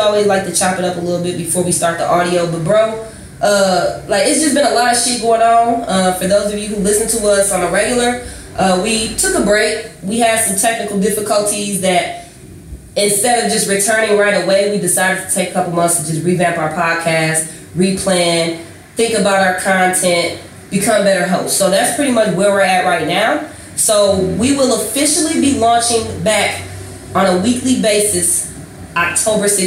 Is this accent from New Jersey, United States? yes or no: no; Rockford, Illinois, United States; I'm from Rockford, Illinois, if y'all don't know where this is, near Chicago.